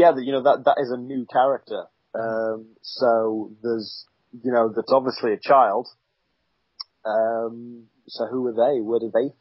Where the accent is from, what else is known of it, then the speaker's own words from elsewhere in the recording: United Kingdom; Being British